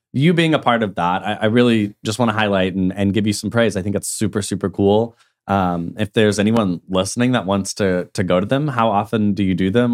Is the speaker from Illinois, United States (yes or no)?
no; Tulsa, Oklahoma, United States; coming back to Tulsa was like understanding who I am in my hometown